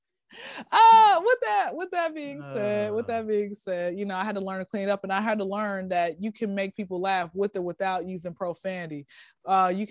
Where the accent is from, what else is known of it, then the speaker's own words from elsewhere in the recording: Atlanta, Georgia, United States; I'm from Atlanta, for all the ones that don't know. I don't know if you can tell my accent or whatever, or my voice or whatever, but I'm from Atlanta